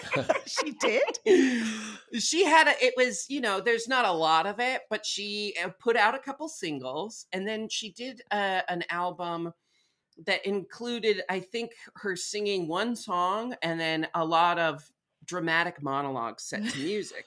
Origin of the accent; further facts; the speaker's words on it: Portland, Oregon, United States; I was raised in Portland, Oregon